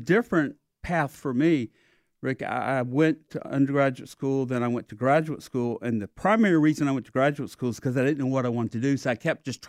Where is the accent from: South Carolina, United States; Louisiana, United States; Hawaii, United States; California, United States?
South Carolina, United States; Well, I moved here on a Saturday after Thanksgiving. And I came from South Carolina, and I felt like I was up to speed on sport